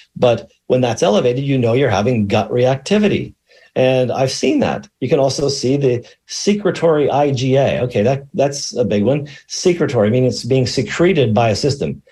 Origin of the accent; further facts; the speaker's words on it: Allegheny Mountains, central Pennsylvania, United States; moved away; broadcasting today from the high atop the Allegheny Mountains in central Pennsylvania. I'm in my hometown